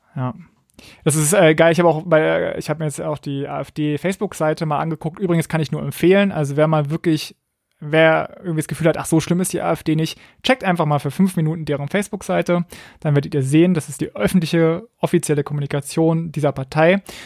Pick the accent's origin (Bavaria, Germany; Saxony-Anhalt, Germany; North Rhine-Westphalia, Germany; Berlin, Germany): Berlin, Germany; Ich komme ja aus Berlin, deswegen bin ich dem RBB irgendwie auch verbunden